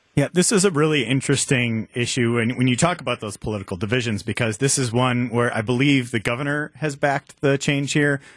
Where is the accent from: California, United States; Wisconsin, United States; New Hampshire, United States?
Wisconsin, United States; Waukesha County; I'm from Waukesha County